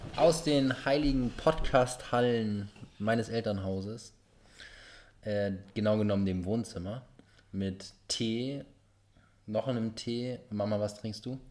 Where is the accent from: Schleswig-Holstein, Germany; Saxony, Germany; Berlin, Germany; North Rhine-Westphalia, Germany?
Schleswig-Holstein, Germany; Norderstedt; now in Australia; Wir sind zu dritt hier aufgewachsen in dem Haus